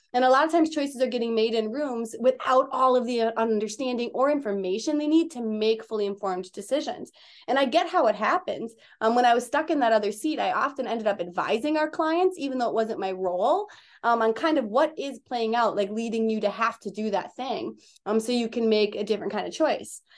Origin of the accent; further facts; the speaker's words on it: Wisconsin, United States; moved away as an adult; also born or lived in Minneapolis; I'm from Wisconsin, and I came to Minneapolis to go to school